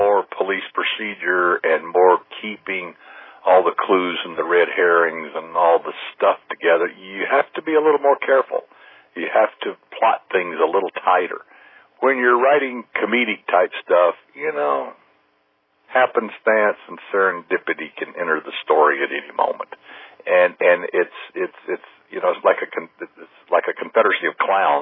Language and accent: English; Huntsville, Alabama, United States; moved away as an adult; also born or lived in Birmingham, Alabama / Houston, Texas; now in Orange County, United States; Huntsville, my hometown